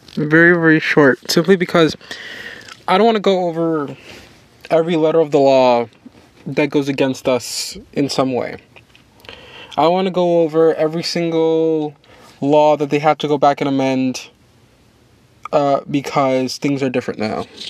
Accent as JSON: {"language": "English", "region": "New York", "country": "United States", "tie": "born or raised there", "said": "my home state of New York"}